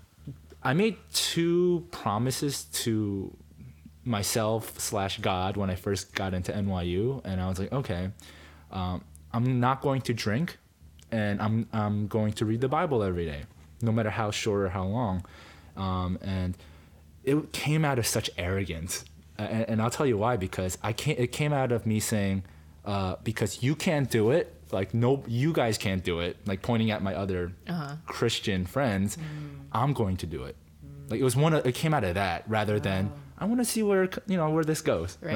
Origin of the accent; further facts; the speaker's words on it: New York, United States; also born or lived in Korea / Yonkers, New York / New Jersey; I was born in Korea, grew up in the New York, New Jersey area